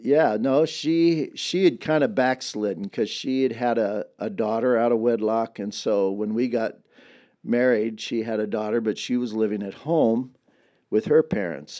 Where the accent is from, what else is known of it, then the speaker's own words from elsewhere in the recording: Dinuba, California, United States; I grew up in a town about twelve miles from here